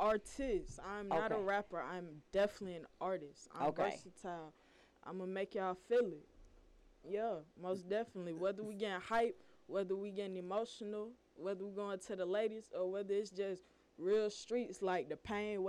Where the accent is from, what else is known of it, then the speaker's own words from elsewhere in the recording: Atlanta, Georgia, United States; I'm straight out of East Atlanta.